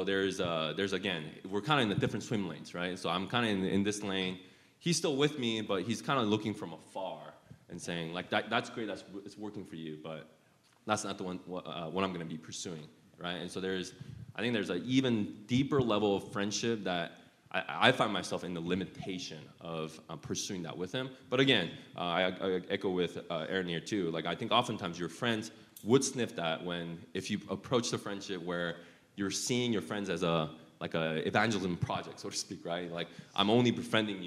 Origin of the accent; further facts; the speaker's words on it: Utah, United States; I grew up in Utah for 20 plus years as well